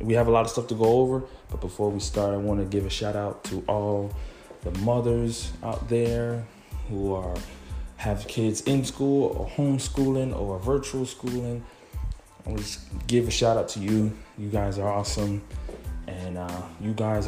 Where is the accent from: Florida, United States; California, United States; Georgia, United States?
Florida, United States; Miami; I'm from Miami